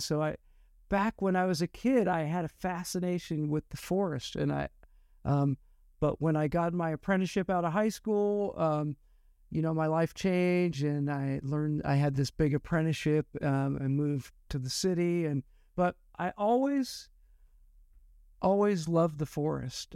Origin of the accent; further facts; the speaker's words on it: Estacada, Oregon, United States; I grew up on Mount Hood, uh, in a town called Estacada.